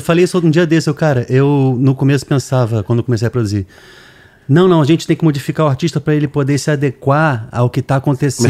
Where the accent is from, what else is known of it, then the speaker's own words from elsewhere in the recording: Brazil; A gente é brasileiro